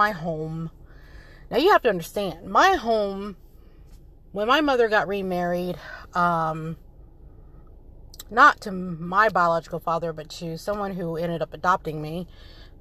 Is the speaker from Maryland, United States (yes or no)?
yes; Frederick, Maryland, United States; also born or lived in Seoul, South Korea / North Carolina; I grew up in Frederick, Maryland.